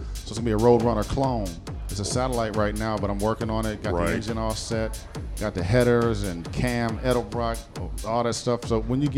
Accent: Detroit, Michigan, United States; also born or lived in Phoenix; I'm from the D. I'm from the D

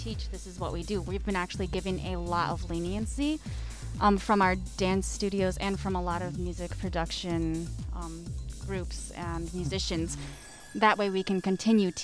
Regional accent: Ypsilanti/Ann Arbor area, Michigan, United States; I'm from the Ipsy Arbor area

